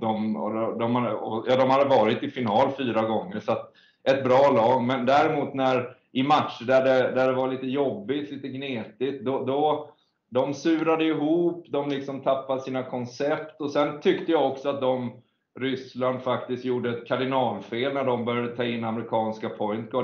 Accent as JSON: {"language": "Swedish", "country": "Sweden", "said": "vi är svenskar"}